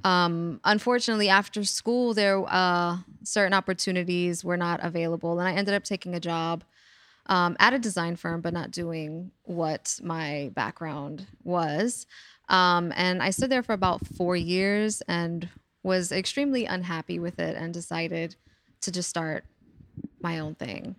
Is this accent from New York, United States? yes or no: yes; New York City, New York, United States; I'm a native New Yorker, born and raised in the Bronx and still living here.